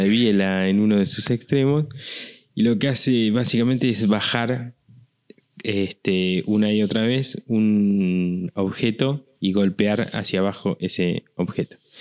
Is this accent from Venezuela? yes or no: no; Argentina